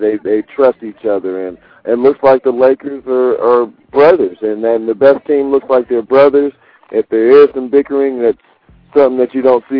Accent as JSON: {"language": "English", "town": "Seattle", "region": "Washington", "country": "United States", "said": "But the biggest thing that concerned me is if I'm from Seattle, and I recognize weather, and if it snows here, I think we'll be prepared."}